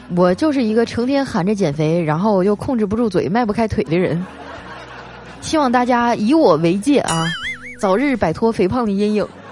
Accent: Northeast China, China; 作为一个东北人啊，我第一次去上海

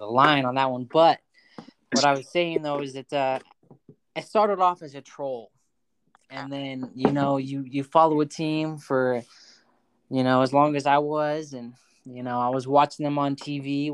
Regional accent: Colorado, United States; now in Arizona, United States; growing up in Colorado or spending my high school career in Colorado

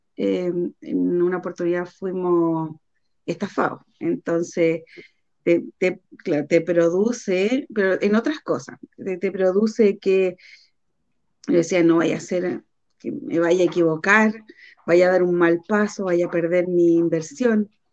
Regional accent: Puente Alto, Santiago Metropolitan Region, Chile; soy de Puente Alto

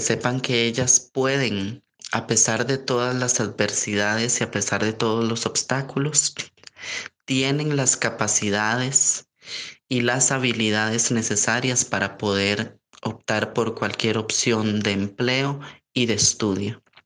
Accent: San José, Costa Rica; en mi ciudad San José y en mi país Costa Rica

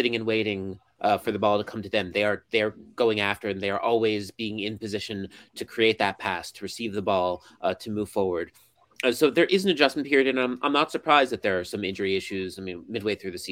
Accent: United States; now in Japan; I'm an American who covers Japanese football

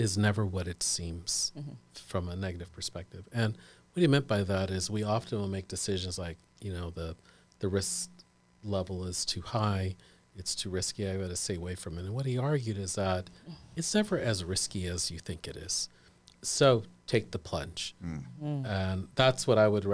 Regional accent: Sacramento, California, United States; I grew up in Sacramento

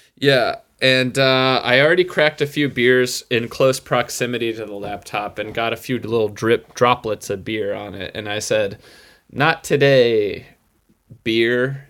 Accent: Utica, New York, United States; moved away as an adult; I grew up right outside of Utica

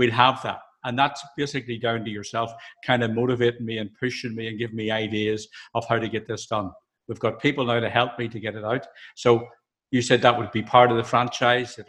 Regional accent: Northern Ireland, United Kingdom; being Northern Ireland and my accent

